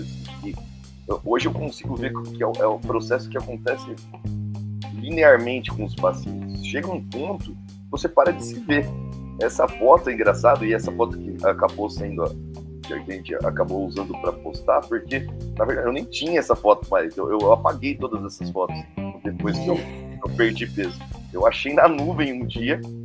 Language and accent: Portuguese; Santo André, São Paulo, Brazil; moved away as an adult; now in Botucatu, Brazil; eu sou nascido em Santo André, né? ali na, na Grande São Paulo, né? No ABC Paulista.